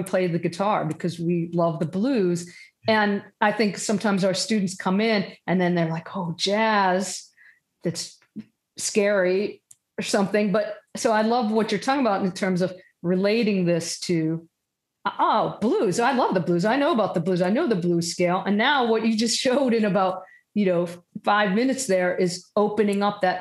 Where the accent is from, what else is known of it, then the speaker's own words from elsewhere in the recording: Johnstown, Pennsylvania, United States; I was born in Johnstown Hospital, General Hospital